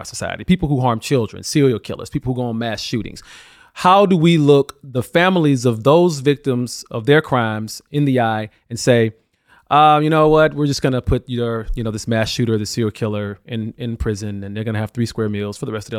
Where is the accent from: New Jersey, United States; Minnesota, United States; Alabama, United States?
Alabama, United States; especially in my home state of Alabama